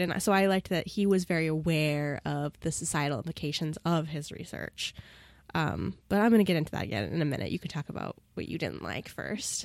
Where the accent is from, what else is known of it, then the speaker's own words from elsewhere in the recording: United States; as an American